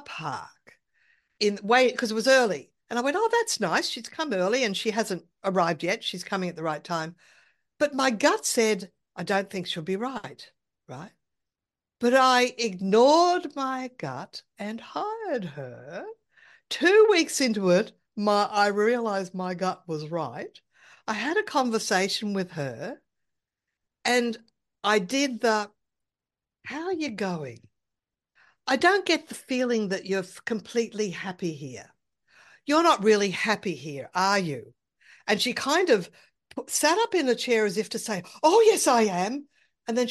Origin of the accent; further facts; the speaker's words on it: Brisbane, Queensland, Australia; moved away as an adult; also born or lived in Sydney; I wanted to move back to my hometown in another state because I like the weather better here in Brisbane